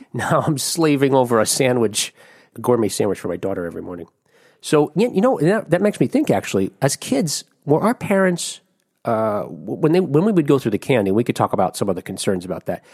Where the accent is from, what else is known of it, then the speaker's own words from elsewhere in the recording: Jersey City, New Jersey, United States; moved away; in New Jersey, where I grew up in Jersey City, New Jersey